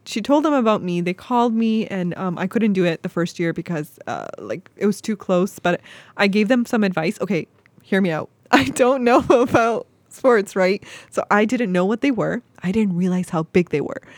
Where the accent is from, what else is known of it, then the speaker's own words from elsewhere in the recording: Toronto, Ontario, Canada; moved away as an adult; now in Cleveland, United States; as a Canadian